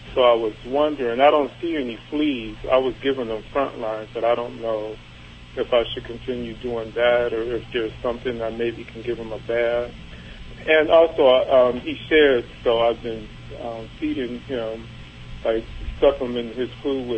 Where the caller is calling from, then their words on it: Cleveland, Ohio, United States; Cleveland, Ohio.